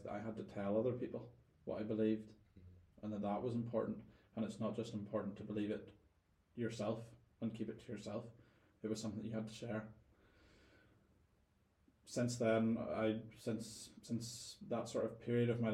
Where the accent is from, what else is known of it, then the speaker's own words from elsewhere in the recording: Northern Ireland, United Kingdom; moved away as an adult; I was a Northern Irish guy